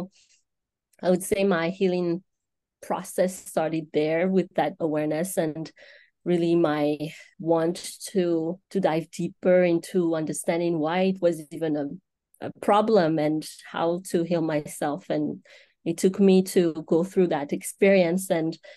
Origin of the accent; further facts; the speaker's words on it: Madagascar; moved away as an adult; now in United States; seven, seven, eight years ago uh, when I uh, moved to the United States. So I grew up all my life in Madagascar and uh, I came here